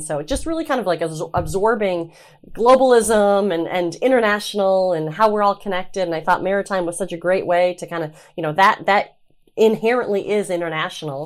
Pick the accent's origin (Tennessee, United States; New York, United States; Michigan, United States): Michigan, United States; Traverse City; I'm from Traverse City, um, and grew up on the water